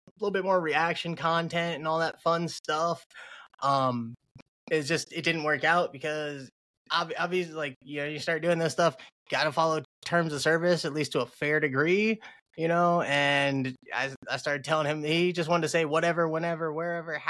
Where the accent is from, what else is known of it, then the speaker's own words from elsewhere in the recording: Fort Wayne, Indiana, United States; I'm from Indiana, Fort Wayne, to be exact